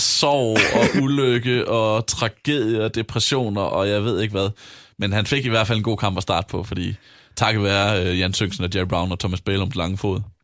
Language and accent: Danish; Vejle, Southern Denmark, Denmark; jeg er jo fra Vejle